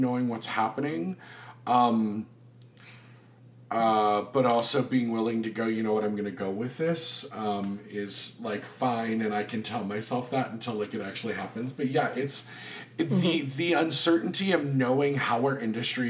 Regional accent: the South, United States; I'm from the South.

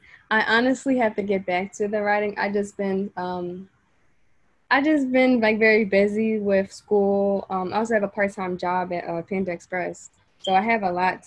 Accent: Philadelphia, Pennsylvania, United States; I'm from Cobbs Creek area, like, 50th and Baltimore

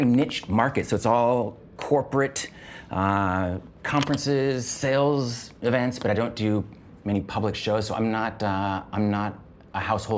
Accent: Seattle, Washington, United States; In Seattle, Washington.

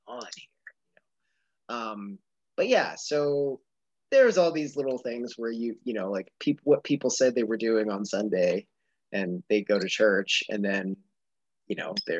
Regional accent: outside Philadelphia, Pennsylvania, United States; we grew up outside of Philadelphia

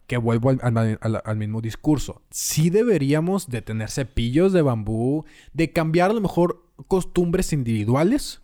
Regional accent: Mexico; todos somos mexicanos

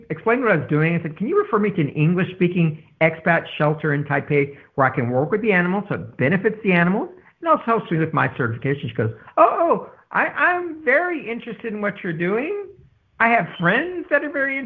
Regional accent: San Antonio, Texas, United States; Growing up in San Antonio

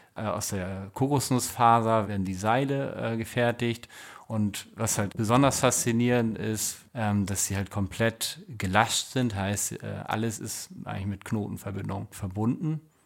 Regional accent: Germany; Bei uns in Deutschland

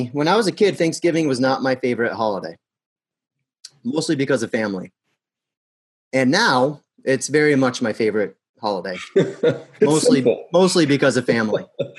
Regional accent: United States; as an American

